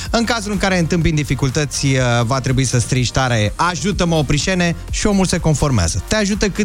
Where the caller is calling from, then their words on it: Târgoviște, Dâmbovița County, Romania; din Târgoviște.